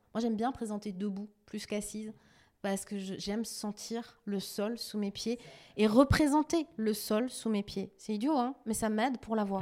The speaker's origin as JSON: {"language": "French", "town": "Strasbourg", "region": "Grand Est", "country": "France", "moved": "yes", "lives_now": "Sarthe, France", "said": "je suis strasbourgeoise, je suis alsacienne. Je suis une fille de l'Est."}